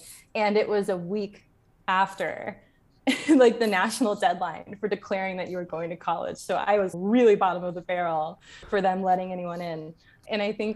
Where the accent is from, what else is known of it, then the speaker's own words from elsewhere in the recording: Charlotte, North Carolina, United States; moved away as an adult; now in Geneva, Switzerland; I grew up in Charlotte, North Carolina